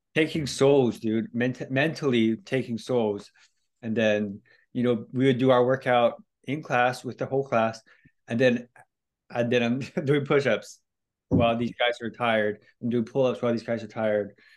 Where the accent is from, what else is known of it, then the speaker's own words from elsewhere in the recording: Hawaii, United States; moved away as an adult; also born or lived in California / Thailand; I'm just Hawaiian kid